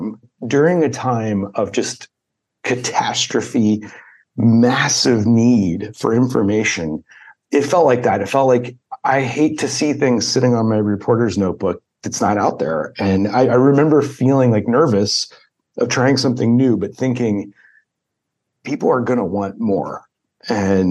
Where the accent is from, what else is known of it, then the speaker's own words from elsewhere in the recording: Dayton, Ohio, United States; I grew up in Dayton, Ohio